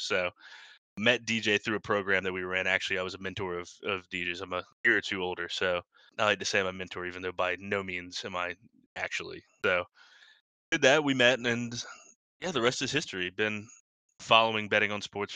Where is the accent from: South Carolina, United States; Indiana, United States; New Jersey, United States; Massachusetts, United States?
South Carolina, United States; Columbia; I'm from Columbia, South Carolina. Grew up as a Gamecock